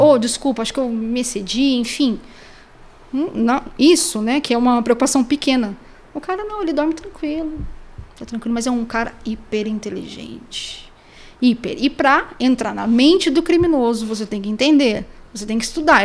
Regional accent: Pindamonhangaba, São Paulo, Brazil; Mas eu sou de Pindamonhangaba, inclusive a única detetive de Pindamonhangaba

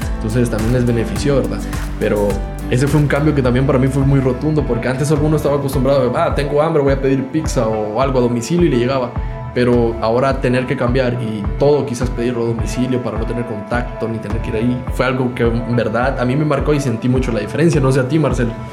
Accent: El Salvador; como salvadoreño

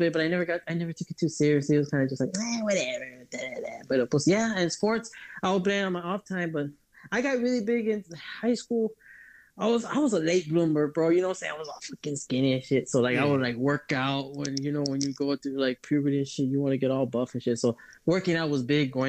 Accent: Edinburg, Texas, United States; I am from a little area in the forgotten part of the country called the Valley, Texas. 956 is the area code. City is Edinburgh

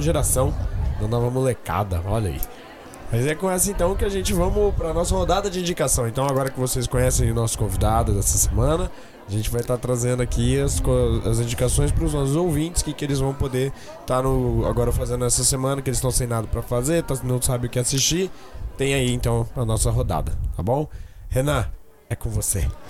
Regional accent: Campo Grande, Mato Grosso do Sul, Brazil; a gente é de Campo Grande, Mato Grosso do Sul.

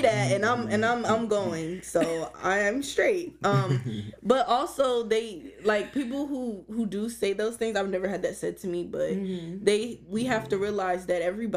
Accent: United States; growing up in America

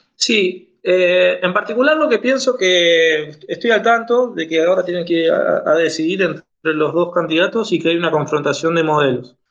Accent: Argentina; soy de Argentina, abogado

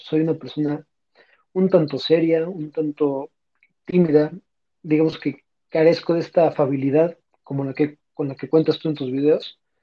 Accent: Puebla, Mexico; soy de la ciudad de Puebla

